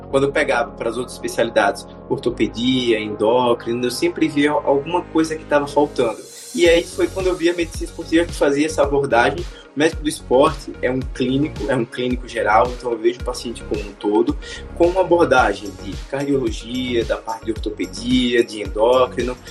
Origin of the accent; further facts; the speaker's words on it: Aracaju, Sergipe, Brazil; eu sou de Aracaju, sou de Sergipe